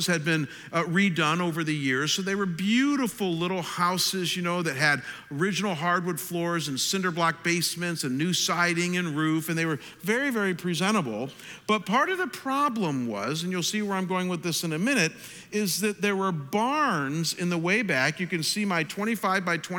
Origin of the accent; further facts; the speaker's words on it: Chagrin Falls, Ohio, United States; moved away as an adult; my hometown of Chagrin Falls, Ohio.